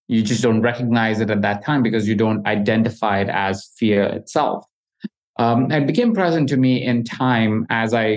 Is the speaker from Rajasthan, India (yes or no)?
yes; Jaipur, Rajasthan, India; I grew up in India in a small city, Jaipur, and I grew up really humbly